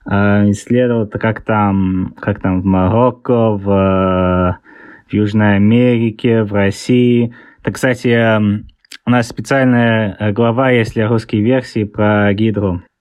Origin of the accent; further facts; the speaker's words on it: England, United Kingdom; also born or lived in Saint Petersburg, Russia; А, я, я родился в Питере, но тогда еще был э, Ленинград. А, мы там переехали вокруг мира и оказались в Англии. Я большинство жизни э, провел в Англии, поэтому у меня акцент такой странный.